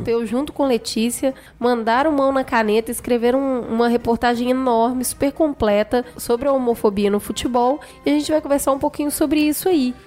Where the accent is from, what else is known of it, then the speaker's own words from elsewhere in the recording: Minas Gerais, Brazil; eu nasci em Minas, eu sou cruzeirense